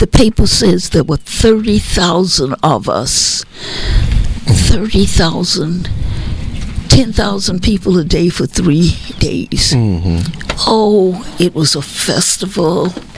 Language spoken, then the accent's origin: English; Marshall, Texas, United States; I was born in Marshall.